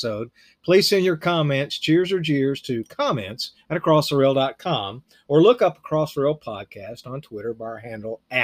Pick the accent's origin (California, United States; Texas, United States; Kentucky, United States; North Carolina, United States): Texas, United States; East; I can remember as a young man growing up in East Texas